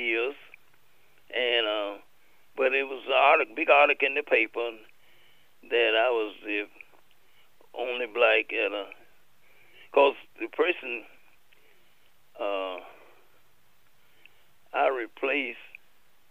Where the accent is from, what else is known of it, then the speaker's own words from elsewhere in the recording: Mississippi, United States; moved away; I'm from Mississippi